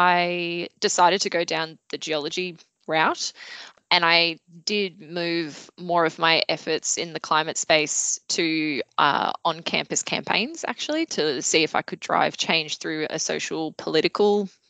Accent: Melbourne, Victoria, Australia; I grew up in Melbourne

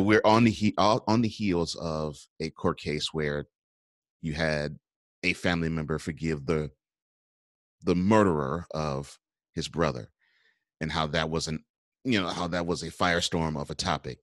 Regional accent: Houston, Texas, United States; also born or lived in New Orleans; I grew up in Houston. I was born in New Orleans.

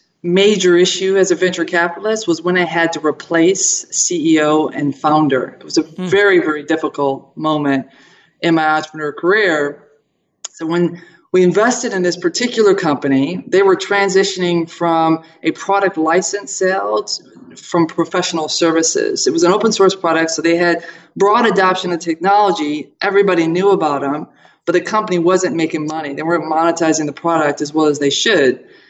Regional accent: Toledo, Ohio, United States; born there; So, hey, I was born in Toledo, Ohio, Buckeye State.

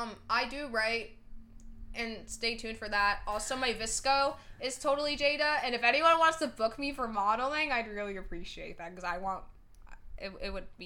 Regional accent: New Jersey, United States; first language English; I just speak English. We're from New Jersey.

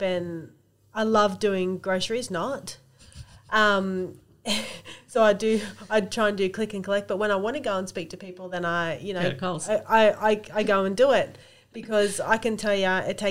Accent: Central Coast, New South Wales, Australia; I grew up at YE. I went to YE Public School, then went to Morisset High School

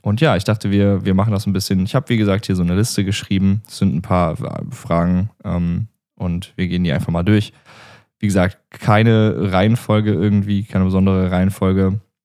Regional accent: Remscheid, North Rhine-Westphalia, Germany; also born or lived in Wuppertal; hier so in NRW und in der Umgebung, wo ich aufgewachsen bin. Ich äh, bin geboren in Remscheid.

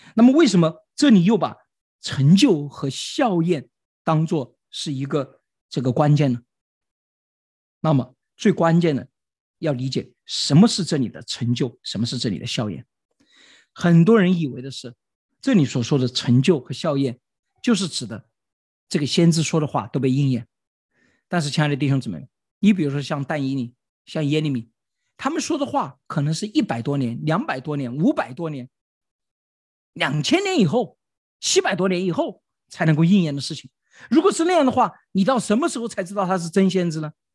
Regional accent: China; 我们中国人是最擅长操纵的民族。

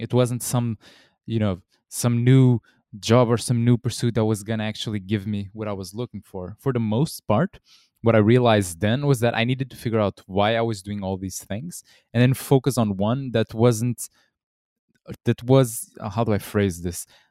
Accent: Portugal; I'm from Portugal in Europe originally

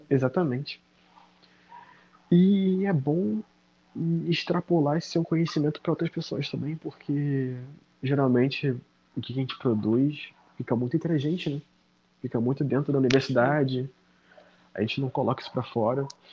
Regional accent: Nilópolis, Rio de Janeiro, Brazil; Sou nascido e criado na Baixada Fluminense, no Rio de Janeiro.

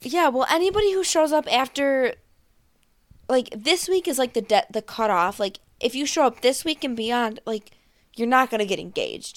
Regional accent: Buffalo, New York, United States; I'm from Buffalo. That's why I talk like that.

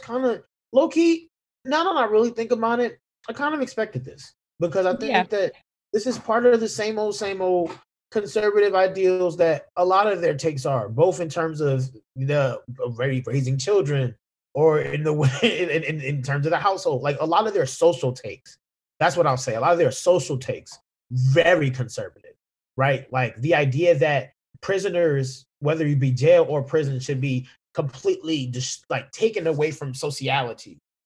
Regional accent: New Jersey, United States; I'm from New Jersey

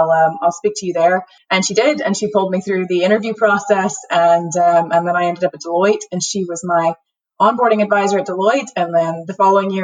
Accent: southwest Louisiana, United States; moved away as an adult; also born or lived in Houston, Texas; now in Northern Ireland, United Kingdom; I grew up in rural Louisiana, southwest Louisiana, the heel of the boot

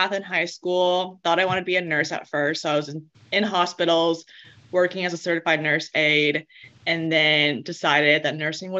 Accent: Texas, United States; moved away as an adult; now in San Clemente, United States; I'm from Texas.

